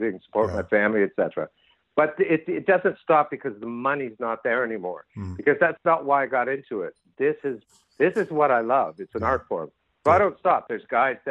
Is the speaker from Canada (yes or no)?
yes; Winnipeg, Manitoba, Canada; also born or lived in Vancouver, British Columbia; now in Hawaii, United States; I grew up in Winnipeg as a kid